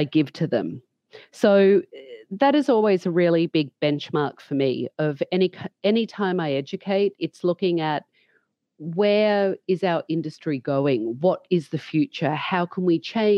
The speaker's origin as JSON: {"language": "English", "country": "Australia", "also_born_or_lived": "London", "moved": "as an adult", "lives_now": "United States", "said": "leaving Australia at such a young age, which I did, and I went to London for a long time and then to the US, and always reflecting back on my education as a young hairdresser here in Australia"}